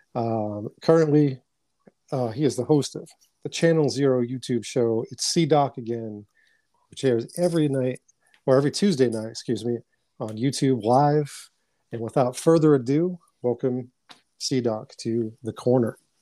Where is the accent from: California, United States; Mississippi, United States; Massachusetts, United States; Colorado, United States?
Massachusetts, United States; Boston; born and raised in New England or born, uh, you know, Dorchester, Massachusetts is where my formative years were